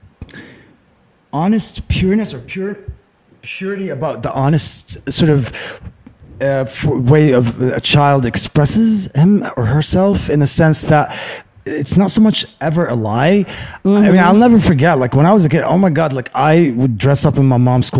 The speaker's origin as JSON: {"language": "English", "town": "Beirut", "region": "Beirut Governorate", "country": "Lebanon", "tie": "born or raised there", "also_born_or_lived": "Abu Dhabi, United Arab Emirates / Michigan, United States", "moved": "as an adult", "lives_now": "United States", "said": "I grew up in Lebanon until 21. So 11 years"}